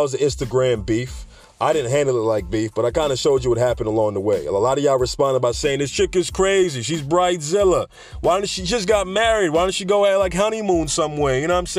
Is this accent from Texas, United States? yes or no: no; New York, United States; I'm a guy from New York that loves to joke and tell jokes. And like many people's reputation in New York, they talk a lot, right?